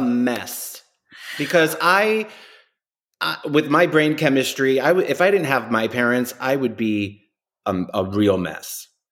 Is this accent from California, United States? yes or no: no; New York, United States; New Yorkers go to Miami for a weekend